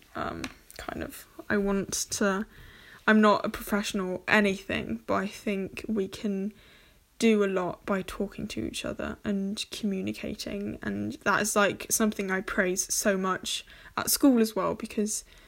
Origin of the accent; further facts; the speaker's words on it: Germany; first language English; I'm half German, half English. I was born and raised here in Germany.